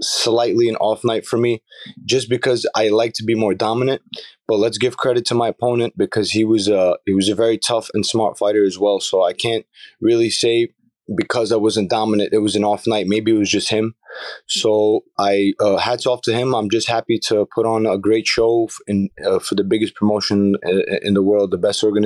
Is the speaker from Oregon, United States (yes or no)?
no; New York City, New York, United States; also born or lived in Baku, Azerbaijan; Went to school and everything in Brooklyn.